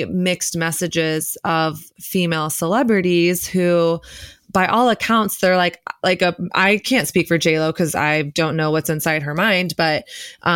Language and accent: English; the South, Southern United States, United States; growing up in Southern Christian culture